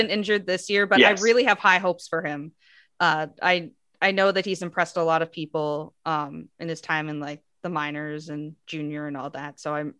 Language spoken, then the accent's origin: English; United States; I'm from the United States